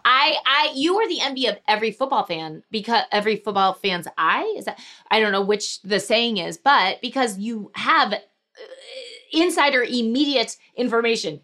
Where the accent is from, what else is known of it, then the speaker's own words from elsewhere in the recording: Missouri, United States; I grew up in Missouri